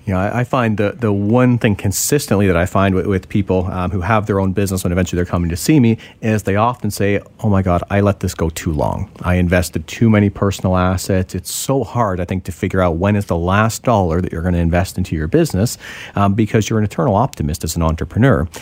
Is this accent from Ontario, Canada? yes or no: yes; Ontario, Canada; now in British Columbia, Canada; I'm originally from Ontario, so I can speak to Ontario